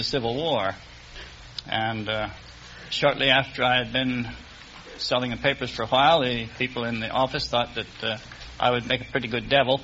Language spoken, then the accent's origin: English; Vineland, New Jersey, United States; Vineland, New Jersey